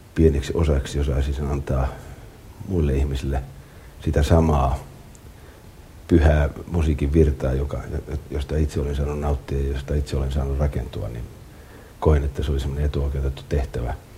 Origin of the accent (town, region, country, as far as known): Helsinki, Uusimaa, Finland; born or raised there; also born or lived in Pori / Rauma